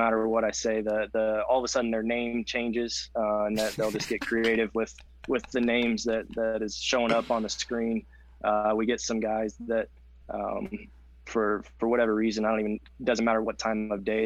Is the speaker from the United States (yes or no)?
yes; Houston, Texas, United States; moved away as an adult; also born or lived in Austin; now in Lubbock, United States; growing up in Houston or going to school in Austin